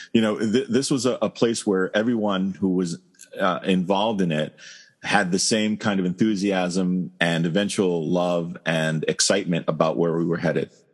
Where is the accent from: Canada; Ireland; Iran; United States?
United States; New York City, New York; moved away as an adult; I am originally from Brooklyn in New York City. Uh, I grew up and was raised there, lived for there for about 24, 25 years